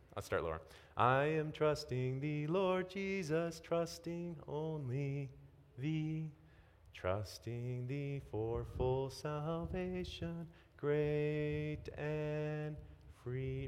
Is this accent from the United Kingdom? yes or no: no; Midwest, United States; I'm from the Midwest